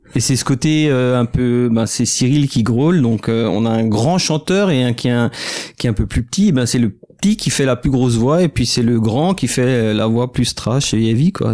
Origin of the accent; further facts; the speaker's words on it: Alsace, Grand Est, France; on vient d'Alsace, euh, c'est la bière et les bretzels